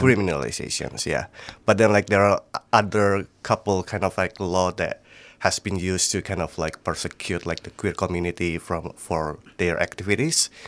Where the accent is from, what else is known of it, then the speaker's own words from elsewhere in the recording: Magelang, Central Java, Indonesia; I'm from Indonesia, uh, Magelang, basically, like, in the central part of, like, Java.